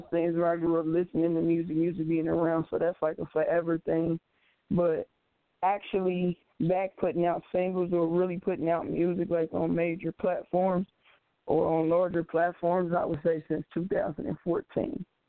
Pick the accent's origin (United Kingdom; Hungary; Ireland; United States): United States; Cincinnati, Ohio; I am from Cincinnati, Ohio.